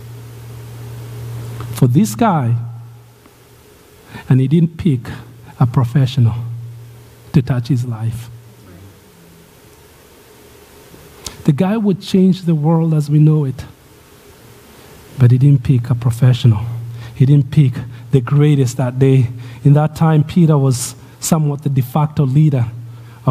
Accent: Kenya; moved away; Growing up in Kenya

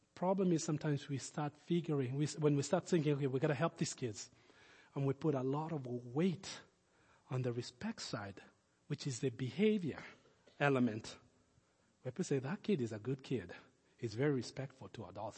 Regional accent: Nairobi, Kenya; now in Lincoln; When I was a kid, we grew up in Kenya and, uh, our, our house was in the last development in Nairobi at the time

